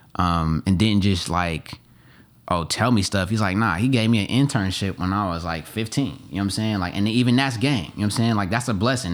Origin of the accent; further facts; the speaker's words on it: Oakland, California, United States; moved away as an adult; also born or lived in Atlanta; I grew up in Oakland, but I became a, a man in Atlanta